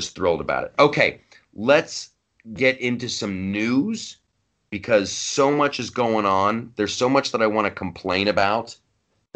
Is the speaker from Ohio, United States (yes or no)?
yes; Ohio, United States; also born or lived in Los Angeles; now in New York, United States; I grew up in Ohio